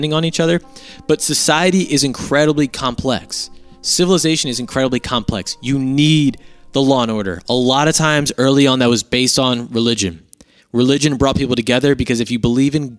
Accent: United States

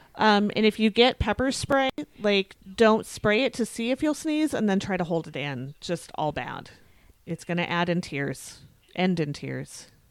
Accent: United States; I'm always keenly aware that I am an American

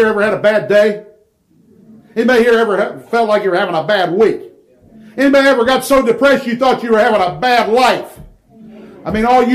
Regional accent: Ohio, United States; moved away as an adult; now in Nashville, United States; born and raised in Ohio before moving to take the position in Nashville

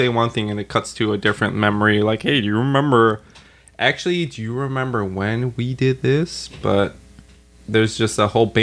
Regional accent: New Zealand; I'm from New Zealand.

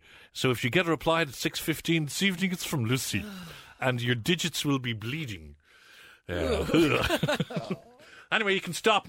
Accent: Ireland; being an Irish man and having been born and bred in Ireland

